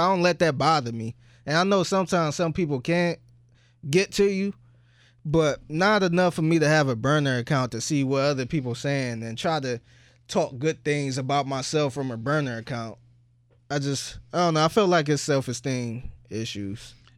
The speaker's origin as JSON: {"language": "English", "town": "Cleveland", "region": "Ohio", "country": "United States", "said": "I'm from Cleveland"}